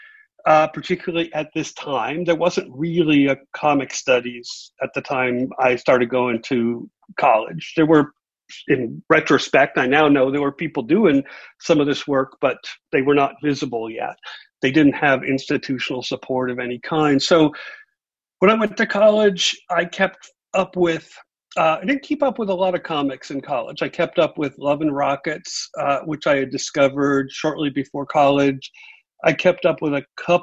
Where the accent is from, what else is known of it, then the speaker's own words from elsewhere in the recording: New York City, New York, United States; also born or lived in Columbus; born in Columbus, but I grew up in Brooklyn.